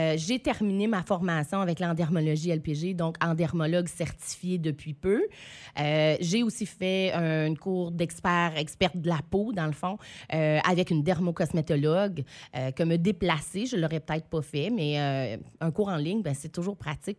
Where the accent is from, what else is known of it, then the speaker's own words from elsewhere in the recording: Saint-Quentin, New Brunswick, Canada; revenir dans ma région, dans ma ville natale